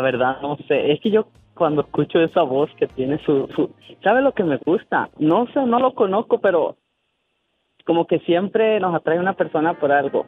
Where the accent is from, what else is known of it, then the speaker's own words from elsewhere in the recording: Aquila, Michoacán, Mexico; soy del municipio de Aquila, un pueblito que se llama Santa María Ostula